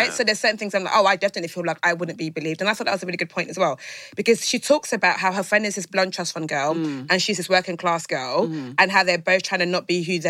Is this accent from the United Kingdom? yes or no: yes; Essex, East of England, United Kingdom; also born or lived in East London; So I'm from East, so I'm from Essex